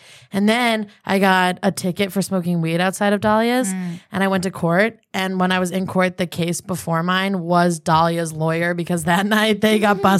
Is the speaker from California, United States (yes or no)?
no; Albany, New York, United States; I'm from Albany